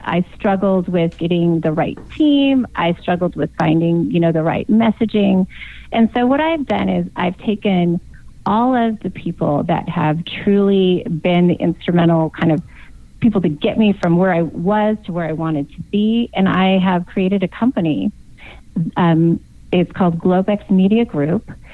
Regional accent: Yuma, Arizona, United States; also born or lived in San Diego, California; I was born in San Diego, so technically, I am a California girl. I just grew up in Arizona.

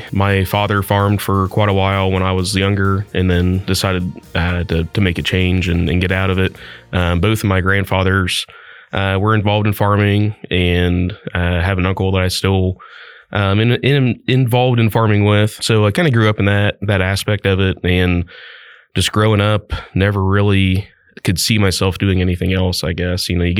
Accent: Christiansburg, Ohio, United States; I grew up in the Christiansburg area, actually just over the county line in Miami County. So just at the very east side of Miami County there, Miami East high school graduate.

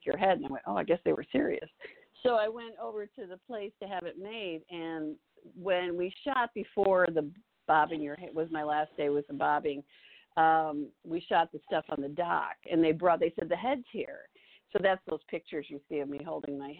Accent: Chicago, Illinois, United States; moved away; I'm from Chicago, so I have a lot of family in Chicago

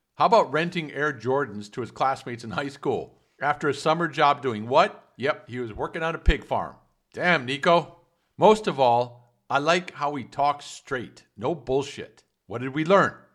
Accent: Detroit, Michigan, United States; also born or lived in Indonesia; I grew up in Detroit

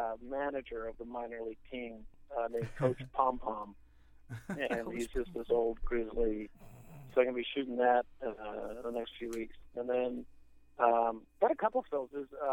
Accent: outside New York City, United States; I grew up outside of New York City, about an hour outside of New York City.

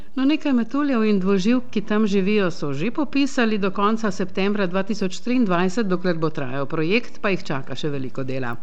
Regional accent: Slovenia

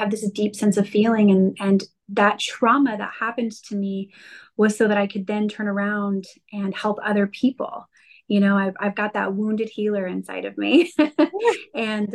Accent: Colorado, United States; now in California, United States; I'm over in California right now, but I'm a Colorado girl

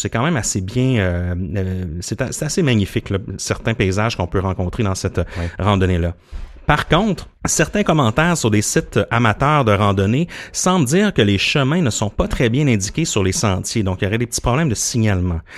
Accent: Gaspé, Quebec, Canada; je viens de la Gaspésie, puis je me rappelle à Gaspé, j'allais souvent me, balader

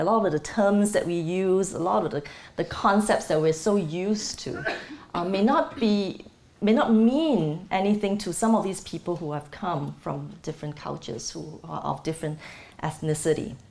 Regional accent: Malaysia; now in Singapore; I am not from the United States. I'm originally Malaysian, and I'm based in Singapore right now

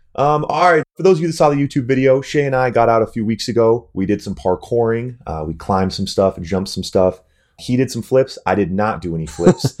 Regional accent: North Dakota, United States; as a young male growing up in North Dakota

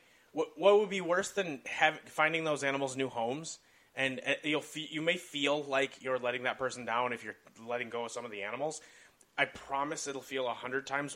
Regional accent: Rock River, Wisconsin, United States; growing up around the Rock River up in Wisconsin

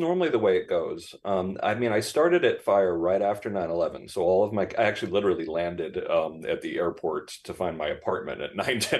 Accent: Danbury, Connecticut, United States; Do you think Danbury, Connecticut listens to this? Maybe. It's possible. Yeah, that's my hometown.

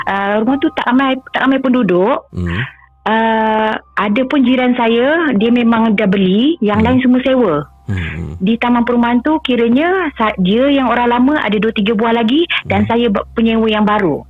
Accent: Pahang, Malaysia; now in Kuala Lumpur, Malaysia; Saya asal dari dari Pahang

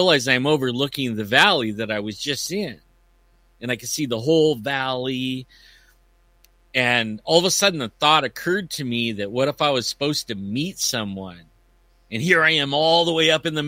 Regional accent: Yosemite, California, United States; I grew up in Yosemite and raised my kids in the mountains

